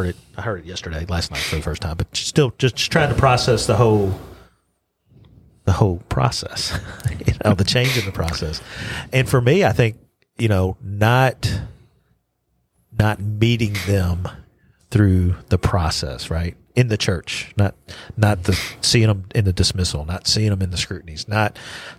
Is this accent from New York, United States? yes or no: no; Louisville, Kentucky, United States; you're from the same hometown that Dallas and I are from